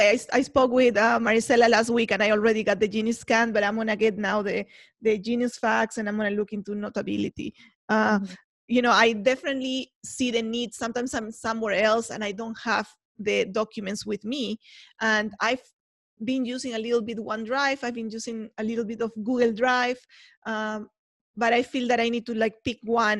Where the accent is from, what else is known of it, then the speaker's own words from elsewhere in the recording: Peru; now in United States; as an immigrant myself, I am from Peru, if you don't know and you haven't heard my accent.